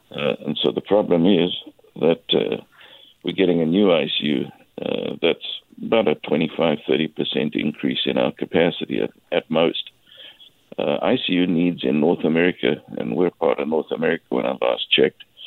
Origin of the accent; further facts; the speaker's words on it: South Africa; now in Nanaimo, Canada; As you can hear from my accent, I'm originally from South Africa